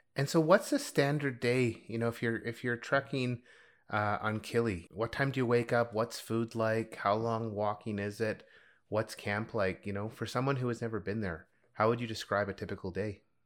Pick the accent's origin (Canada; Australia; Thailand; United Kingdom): Canada; Canadian Rockies; growing up in the Canadian Rockies